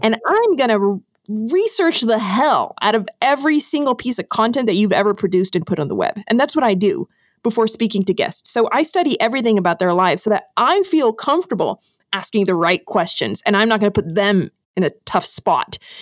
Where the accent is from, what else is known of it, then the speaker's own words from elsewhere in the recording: Brazil; first language English; I grew up in Brazil, actually. So my dad's American, my mom's Brazilian, and I grew up in Brazil